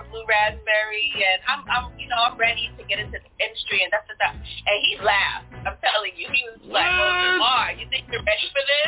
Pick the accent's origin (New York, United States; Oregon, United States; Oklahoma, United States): New York, United States; New York City; Get on the two buses, go all the way across Brooklyn, get to Crown Heights